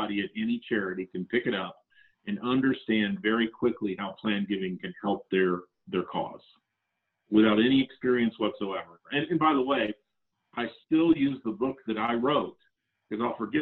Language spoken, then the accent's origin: English; Central Florida, United States; now in Salt Lake City, United States; I grew up in Central Florida, a fan of Disney.